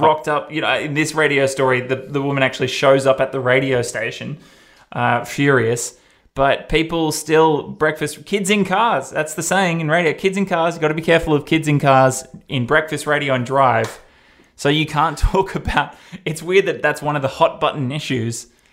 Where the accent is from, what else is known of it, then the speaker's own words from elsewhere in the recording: Australia; accent: Australian; I'm Australian